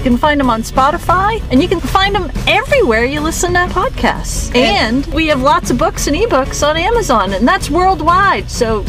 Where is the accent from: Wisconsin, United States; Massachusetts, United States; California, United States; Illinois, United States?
Massachusetts, United States; Boston; Well, they can't tell from my accent, but probably from yours. Yeah, we're from Boston.